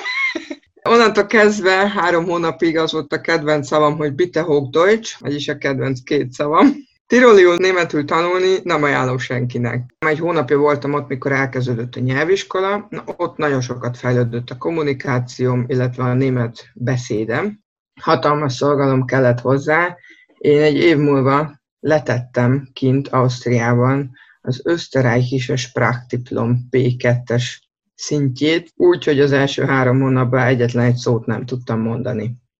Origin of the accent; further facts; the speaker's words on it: Budapest, Hungary; moved away as an adult; also born or lived in Tyrol, Austria; Budapesten születtem sok-sok évvel ezelőtt. Az első 22 évemet ott is töltöttem el, ott érettségiztem